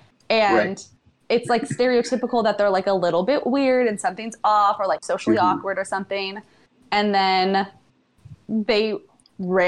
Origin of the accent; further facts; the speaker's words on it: Bakersfield, California, United States; I'm from Bakersfield